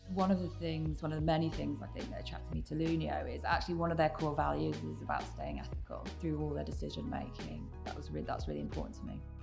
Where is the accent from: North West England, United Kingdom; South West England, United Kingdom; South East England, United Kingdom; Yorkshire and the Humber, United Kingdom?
South East England, United Kingdom; Oxfordshire; now in Manchester, United Kingdom; I grew up in the south of England in a small village um, not far from Oxford, so in Oxfordshire